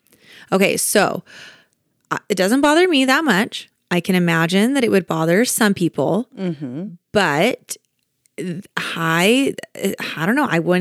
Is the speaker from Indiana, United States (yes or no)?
no; Kansas, United States; Like we are hardworking people. Just like you're, you know, growing up in Kansas, you kind of just learn to be a hard worker.